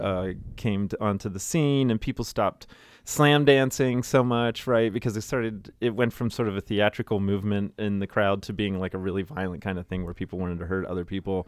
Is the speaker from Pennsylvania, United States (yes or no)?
yes; Greencastle, Pennsylvania, United States; moved away as an adult; now in Frederick, United States; growing up in South Central Pennsylvania